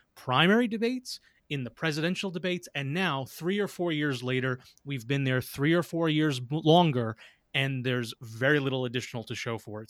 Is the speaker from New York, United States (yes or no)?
yes; New York City, New York, United States; as a New Yorker